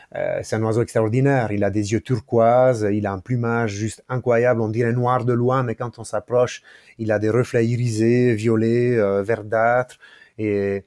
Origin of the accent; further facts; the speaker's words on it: Ticino, Switzerland; moved away as an adult; now in Neuchâtel, Switzerland; quand j'ai grandi au Tessin, j'étais au bord du lac de Locarno